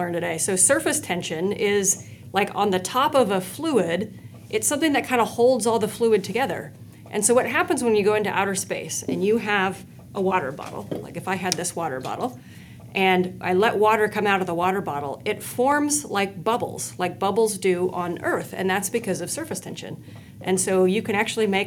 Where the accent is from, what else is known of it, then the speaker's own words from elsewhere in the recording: Spokane, Washington, United States; moved away; I grew up in Spokane, Washington.